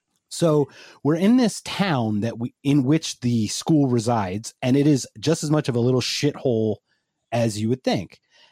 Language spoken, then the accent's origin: English; Philadelphia, Pennsylvania, United States; I'm from Philadelphia.